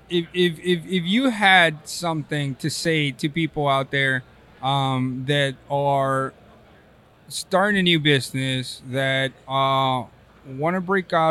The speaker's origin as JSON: {"language": "English", "region": "Texas", "country": "United States", "moved": "yes", "lives_now": "California, United States", "said": "I'm from know. Texas. well, I won't. Yeah, I live in California."}